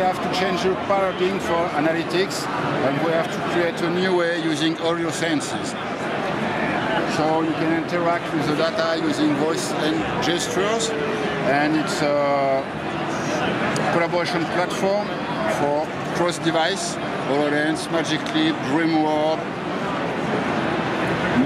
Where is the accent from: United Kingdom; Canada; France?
France; Paris, Île-de-France; I'm from Paris, France